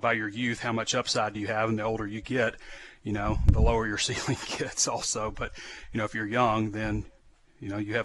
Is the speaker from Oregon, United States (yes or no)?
no; Central Arkansas, United States; I'm from Central Arkansas